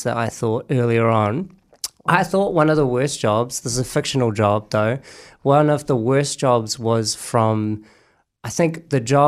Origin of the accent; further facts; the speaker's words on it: Lower Hutt, Wellington, New Zealand; I'm from Lower Hutt